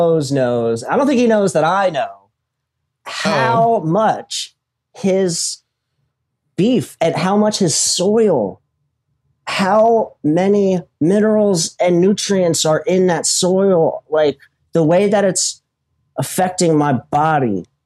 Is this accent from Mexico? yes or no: no; Philadelphia, Pennsylvania, United States; now in Florida, United States; I'm in Florida, man. {S2} Oh, yeah. {S1} I'm originally from Philly.